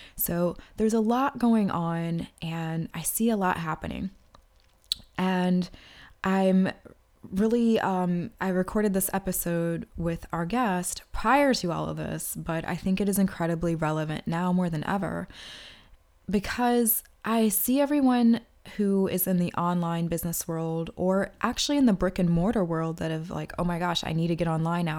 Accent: Washington, District of Columbia, United States; my hometown of Washington, D C

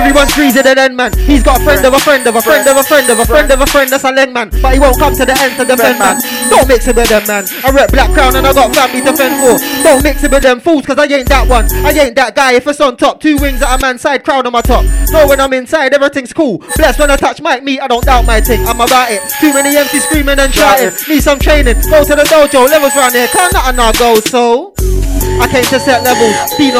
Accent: Spanish Town, Jamaica; now in United Kingdom; Well, I'm from Spanish town, you can't go there. My youth calm down, tell a man go where. Jamaican boy, London swagger.

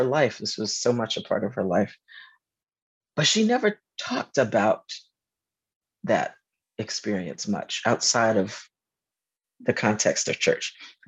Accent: Georgia, United States; moved away as an adult; also born or lived in New York / Durham, North Carolina; I'm a Southerner. I grew up in Georgia.

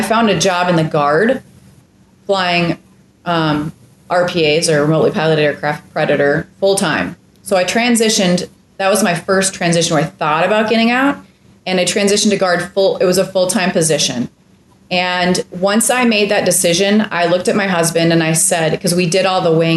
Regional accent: Minneapolis, Minnesota, United States; moved away; Amazing schools. I mean, I was in the suburbs of Minneapolis.

